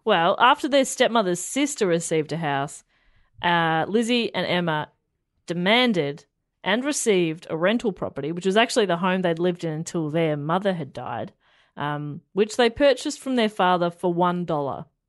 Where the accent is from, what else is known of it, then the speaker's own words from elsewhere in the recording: Australia; We're Australian.